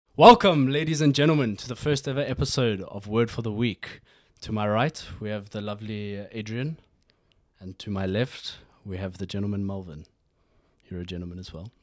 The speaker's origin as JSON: {"language": "English", "country": "South Africa", "tie": "born or raised there", "moved": "yes", "lives_now": "Norway", "said": "I grew up in South Africa"}